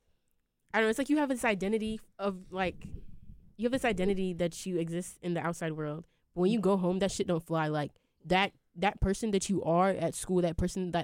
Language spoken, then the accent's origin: English; Ghana; now in North Carolina, United States; I'm a Ghanaian even though I don't speak Ewe, I don't speak Twi, I don't speak Ga. Or I don't live in Ghana. Like, I'm still just as Ghanaian as everyone else.